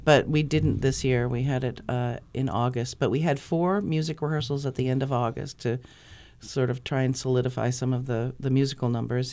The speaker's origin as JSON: {"language": "English", "town": "North Conway", "region": "New Hampshire", "country": "United States", "moved": "as an adult", "lives_now": "Concord, United States", "said": "I'm just from North Conway"}